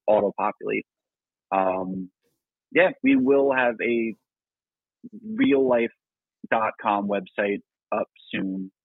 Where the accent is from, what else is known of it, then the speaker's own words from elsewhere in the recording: New Jersey, United States; I was born in New Jersey